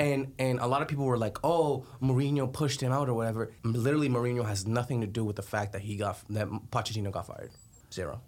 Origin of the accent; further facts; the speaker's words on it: Colombia; moved away; I'm from Colombia